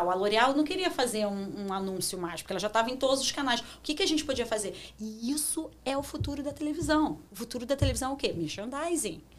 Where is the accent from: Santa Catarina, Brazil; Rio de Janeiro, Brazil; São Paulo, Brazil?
Rio de Janeiro, Brazil; moved away as an adult; now in Toronto, Canada; E como eu nasci no Rio